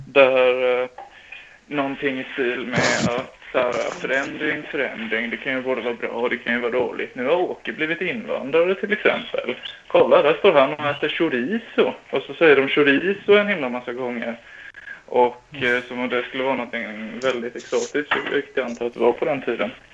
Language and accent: Swedish; Smedby, Kalmar County, Sweden; i Smedby där jag kommer ifrån